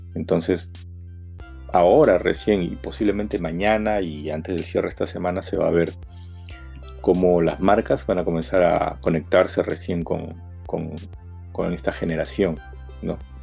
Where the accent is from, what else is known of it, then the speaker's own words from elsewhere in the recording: Peru; somos todos los peruanos, los que salimos a la calle